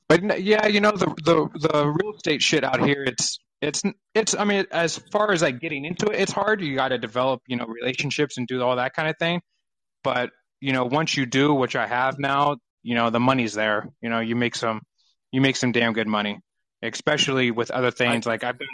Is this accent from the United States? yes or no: yes; Indiana, United States; moved away as an adult; now in California, United States; I'm from Indiana, but I live in California now.